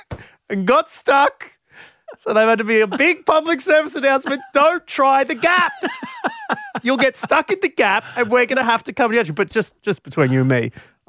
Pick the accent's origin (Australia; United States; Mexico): Australia; Warrnambool, Victoria; do you have Warrnambool on the list, my hometown?